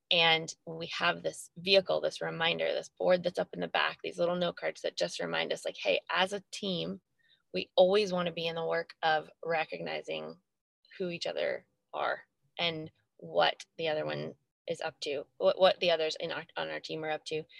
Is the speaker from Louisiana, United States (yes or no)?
no; Albany, New York, United States; Albany, New York, my hometown